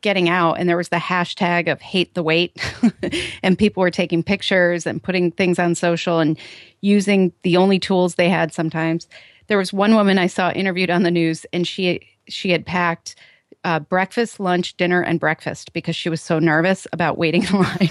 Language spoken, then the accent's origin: English; Chicago, Illinois, United States; my hometown, Chicago O'Hare